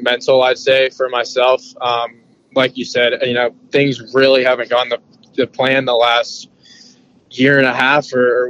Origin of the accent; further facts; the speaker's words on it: New York City, New York, United States; I'm from New York City